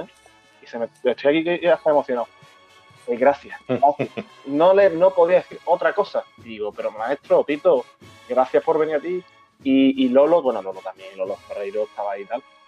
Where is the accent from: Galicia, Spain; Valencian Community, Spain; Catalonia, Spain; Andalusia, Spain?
Andalusia, Spain; San Fernando; soy Cañaí, ya soy de San Fernando